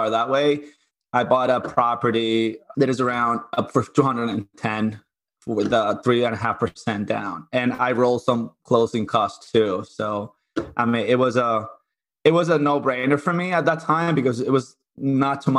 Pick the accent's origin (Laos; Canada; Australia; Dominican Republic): Dominican Republic; moved away as an adult; also born or lived in Puerto Rico; now in Connecticut, United States; I grew up in Dominican Republic